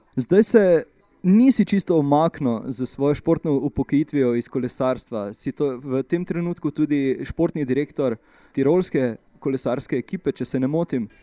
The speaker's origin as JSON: {"language": "Slovenian", "town": "Maribor", "country": "Slovenia", "said": "smo oba iz Maribora"}